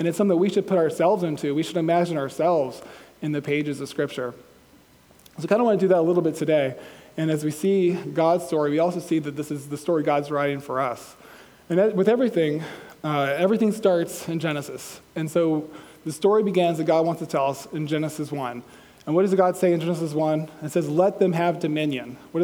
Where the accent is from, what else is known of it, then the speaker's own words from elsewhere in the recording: Georgia, United States; I'm from Georgia